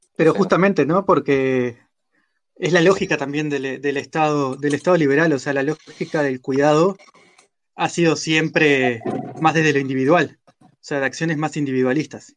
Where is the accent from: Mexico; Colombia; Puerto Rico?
Mexico; soy mexicano